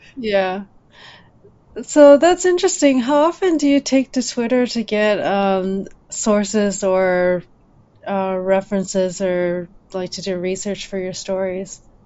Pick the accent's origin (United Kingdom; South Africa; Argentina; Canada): Canada; Ottawa, Ontario; moved away as an adult; also born or lived in Champaign-Urbana, Illinois; I grew up in Ottawa